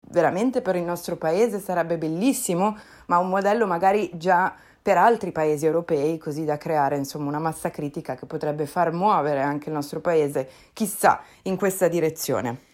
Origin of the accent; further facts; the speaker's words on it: Lombardy, Italy; da Lombarda è proprio veramente di fianco a casa mia